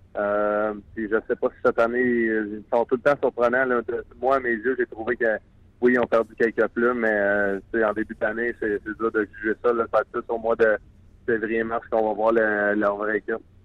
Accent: Quebec, Canada; en tant que Québécois

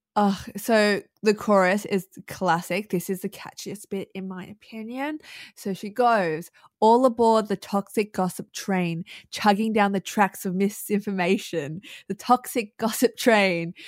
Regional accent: Melbourne, Victoria, Australia; I've born and raised in Melbourne

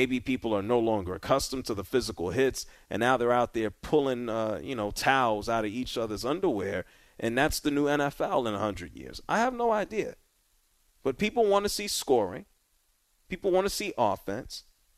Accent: New Orleans, Louisiana, United States; my hometown.

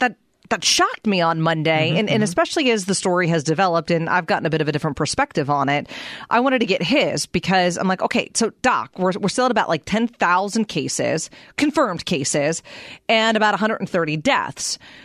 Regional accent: Pittsburgh, Pennsylvania, United States; I'm from Pittsburgh

